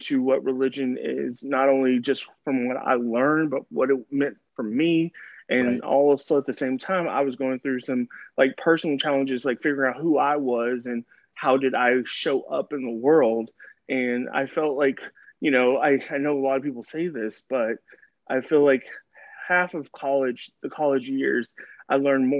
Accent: Dallas, Texas, United States; So I am from Dallas, Texas. I've been born and raised

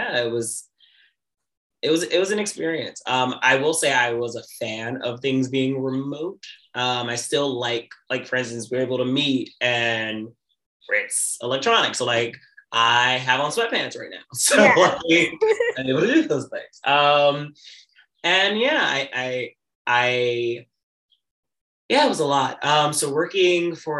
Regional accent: New York City, New York, United States; born and raised in Brooklyn, New York, still in Brooklyn, New York.

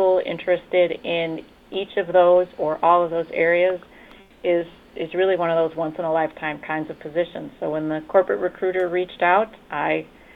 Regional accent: outside of Cleveland, Ohio, United States; moved away as an adult; now in Michigan, United States; I'm from outside of Cleveland, Ohio

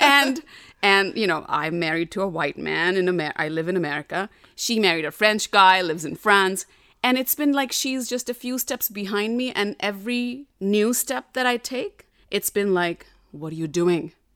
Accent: Delhi, India; moved away; I grew up in North Delhi, which is different than South Delhi.

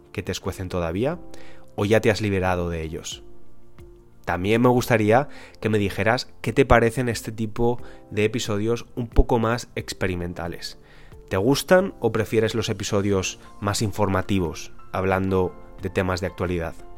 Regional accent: Spain; nací en España

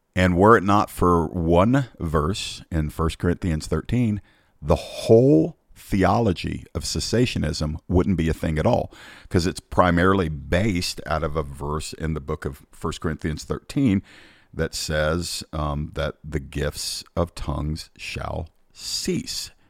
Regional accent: Georgia, United States; my home state of Georgia

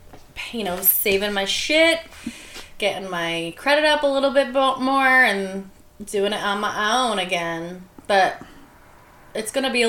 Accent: New York, United States; I'm from New York.

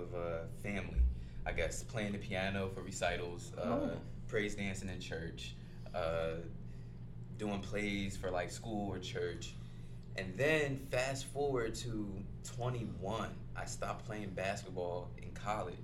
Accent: Glassboro, New Jersey, United States; moved away as an adult; now in Los Angeles, United States; I'm from Jersey. I'm from South Jersey, Glassboro, New Jersey

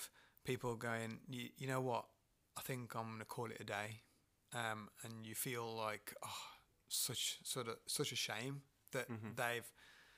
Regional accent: Dudley, West Midlands, United Kingdom; I come from Dudley, born and bred

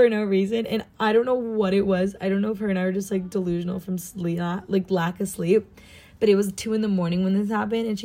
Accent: Southern California, United States; accent: American; I'm from Southern California, especially, like, more deserty area

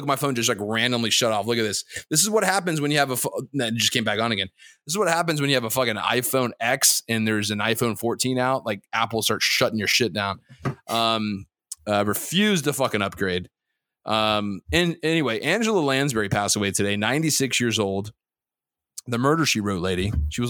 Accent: Dhahran, Eastern Province, Saudi Arabia; born there; Complete transparency. I was born in Dahran, Saudi Arabia.

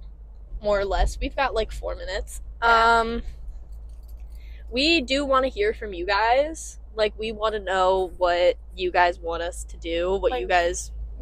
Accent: Maryland, United States; Born and raised in Maryland.

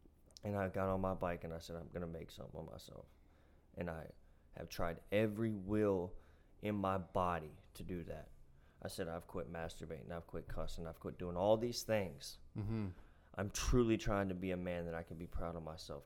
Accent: Appalachia, United States; I am a kid from Appalachia

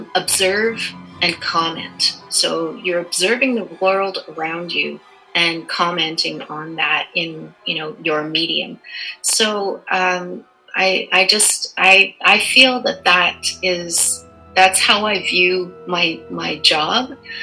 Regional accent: Canada; And I think being Canadian allows me to experience and embrace all of that.

